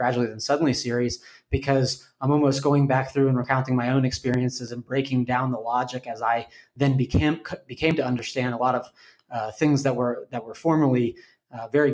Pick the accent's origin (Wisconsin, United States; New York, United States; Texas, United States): Texas, United States; Austin; moved away; I'm originally from Austin, moved back here a couple of years ago